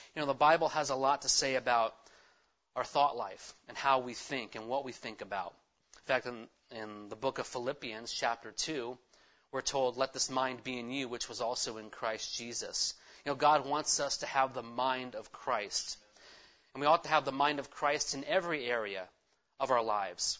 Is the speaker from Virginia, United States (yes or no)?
no; California, United States; I'm a Californian.